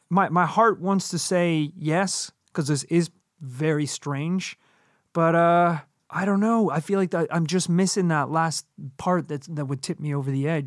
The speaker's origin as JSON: {"language": "English", "region": "Georgia", "country": "United States", "tie": "born there", "also_born_or_lived": "Northern Ireland / London / Wales / Toronto", "said": "you know, I was born in Georgia, over in the States, didn't spend a lot of time there. Moved to Northern Ireland, moved to London, Wales, lived in Toronto for a while, kind of all over the place."}